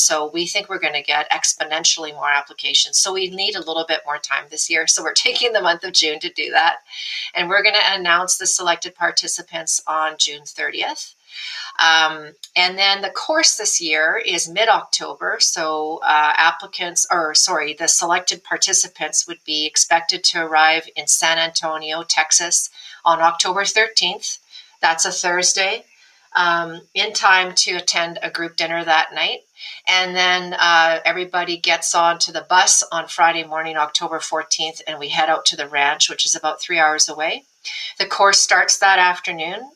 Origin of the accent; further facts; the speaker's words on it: Alberta, Canada; in Alberta, guy I grew up with in my hometown